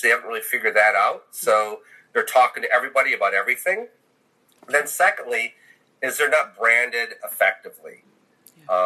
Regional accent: Michigan, United States; moved away; also born or lived in Texas; I grew up in the north. I grew up in Michigan

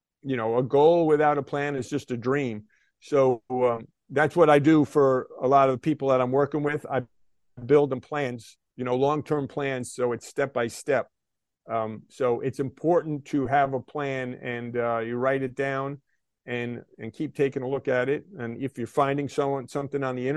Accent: White Plains, New York, United States; growing up in White Plains, New York in the 1970s

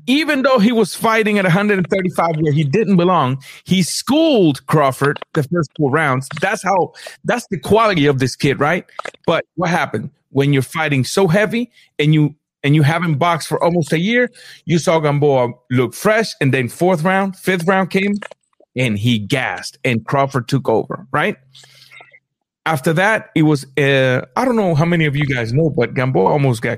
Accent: Guantánamo, Cuba; moved away; my hometown

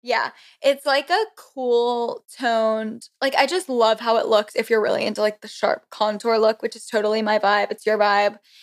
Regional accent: Florida, United States; moved away as an adult; also born or lived in Connecticut / Auburn, Alabama; now in Washington, D.C., United States; I'm originally from Connecticut. Then I moved to Florida in fourth grade, so I guess that's where I was, like, actually raised and everything, Southern girl

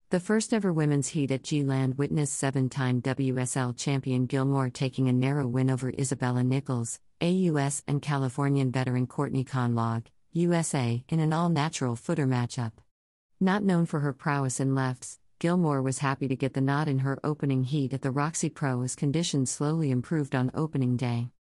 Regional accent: Costa Rica; Growing up in Costa Rica, and spending time in Hawaii and Fiji, I feel like this place is a combination of all of those places.

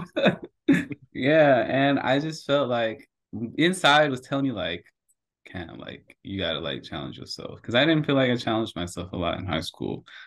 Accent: Hayward, California, United States; moved away as an adult; also born or lived in San Diego; me being from Hayward, so I'm from Hayward, California.

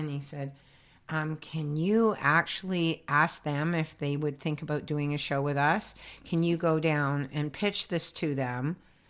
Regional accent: Toronto, Ontario, Canada; born there; Yes, I've been doing the psychic fair since I was born in Toronto.

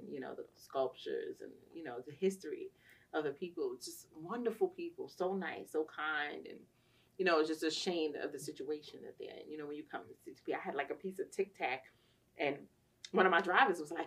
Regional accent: New York, United States; growing up in New York was really like back then

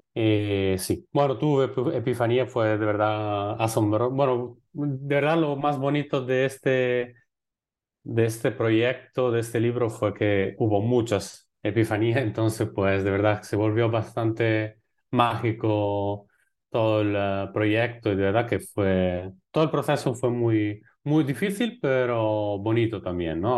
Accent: Italy; moved away; also born or lived in Lebanon / Egypt / Colombia / Spain; como, un, italiano

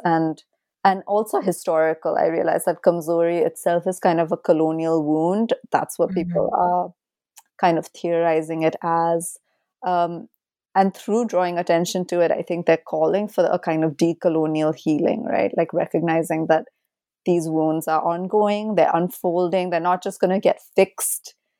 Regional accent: India; my own complicity as an Indian citizen

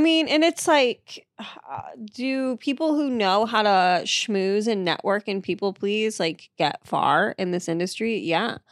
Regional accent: Marshfield, Massachusetts, United States; moved away; I grew up in Massachusetts, um, in a town called Marshfield

